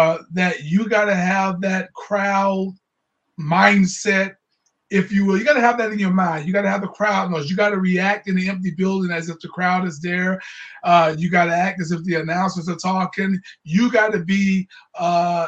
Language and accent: English; Jacksonville, Florida, United States; I'm from Jacksonville, Florida